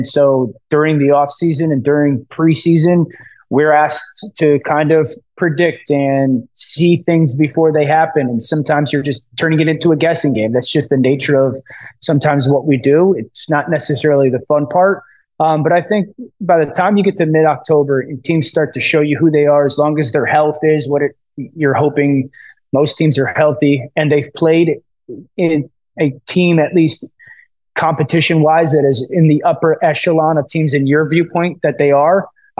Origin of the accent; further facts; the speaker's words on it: East Coast, United States; I'm from the East Coast again, my wife from Philly